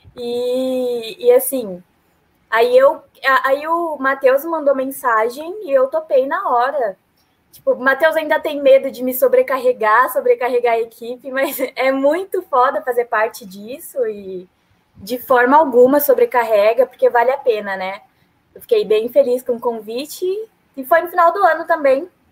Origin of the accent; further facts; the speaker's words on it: São Paulo, Brazil; moved away as an adult; now in Londrina, Brazil; eu sou de São Paulo